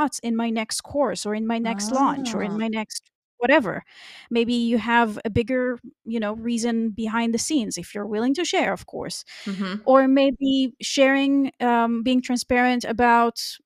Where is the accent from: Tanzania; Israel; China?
Israel; moved away as an adult; now in Germany; my home country, which is Israel.